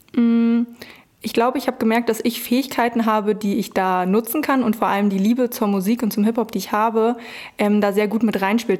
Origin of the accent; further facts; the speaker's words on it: Brandenburg, Germany; moved away as an adult; also born or lived in Berlin; ich komme aus Brandenburg, dann war Berlin natürlich nicht weit